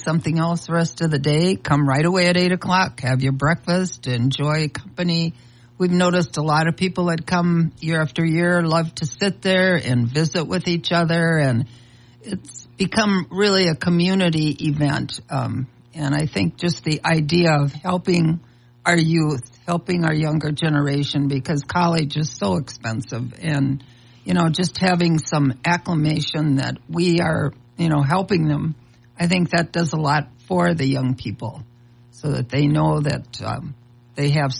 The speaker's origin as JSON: {"language": "English", "area": "Wahpeton", "region": "North Dakota", "country": "United States", "tie": "born or raised there", "said": "I went to school right in my hometown of Wapato, North Dakota."}